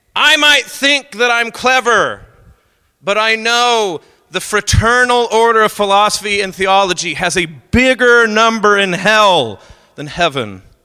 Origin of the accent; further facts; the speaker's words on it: Oklahoma, United States; I'm from Oklahoma